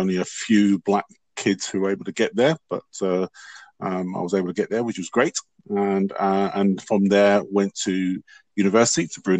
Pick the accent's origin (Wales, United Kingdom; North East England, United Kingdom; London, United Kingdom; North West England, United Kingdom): London, United Kingdom; I was born in London